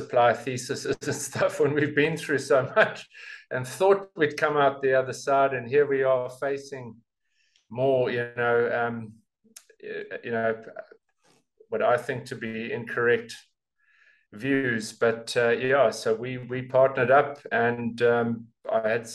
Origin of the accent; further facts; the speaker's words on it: South Africa; being a South African